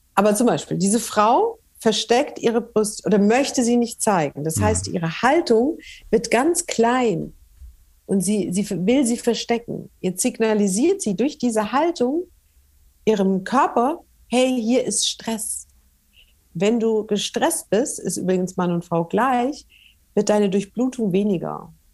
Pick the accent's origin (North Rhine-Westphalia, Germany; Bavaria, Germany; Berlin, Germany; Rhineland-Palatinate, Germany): Bavaria, Germany; Franconia; moved away; also born or lived in northern Germany; ich bin ja Fränkin